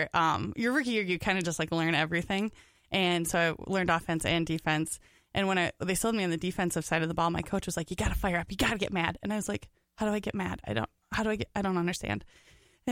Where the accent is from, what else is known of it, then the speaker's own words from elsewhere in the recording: Minnesota, United States; also born or lived in Rochester, Minnesota / Austin, Minnesota; I was born in Rochester, Minnesota, and my family lived in Austin, Minnesota when I was like actually born